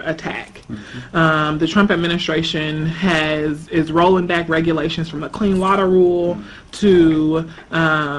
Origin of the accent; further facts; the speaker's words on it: Jackson, Mississippi, United States; moved away as an adult; also born or lived in Atlanta; now in Washington, D.C., United States; my hometown in Jackson